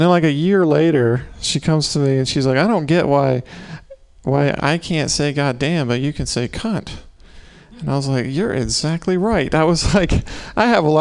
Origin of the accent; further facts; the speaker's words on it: the South, United States; moved away; I'm from the South